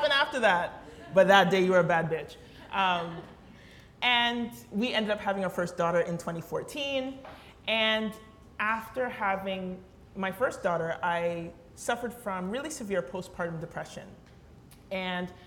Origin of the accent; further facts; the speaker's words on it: London, Ontario, Canada; growing up in London, at least when I grew up in London